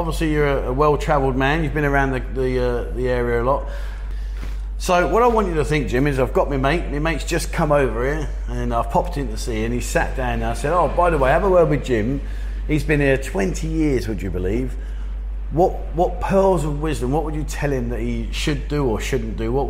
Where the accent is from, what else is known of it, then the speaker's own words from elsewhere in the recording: Korat, Nakhon Ratchasima, Thailand; What do you think of Korat? That's my hometown, that's where I live.